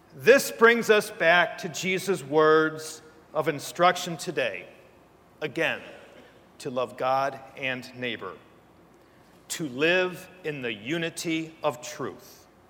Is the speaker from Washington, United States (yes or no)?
no; between Ann Arbor and Detroit, Michigan, United States; moved away as an adult; now in Steubenville, United States; I come from Michigan. Uh, between Ann Arbor and Detroit, actually, is where I grew up.